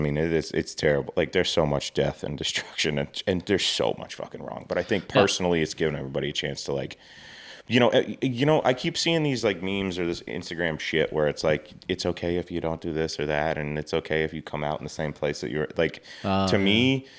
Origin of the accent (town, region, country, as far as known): Georgia, United States